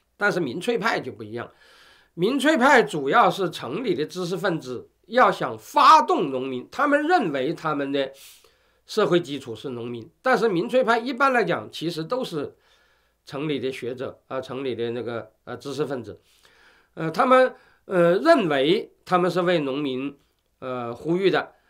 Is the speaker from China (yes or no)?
yes; China; 后来我们中国人把它把这个词翻译成叫做“富农”